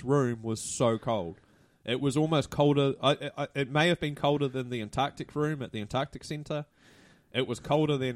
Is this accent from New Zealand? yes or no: yes; Hamilton, Waikato, New Zealand; asked where I was from and I said, "Hamilton."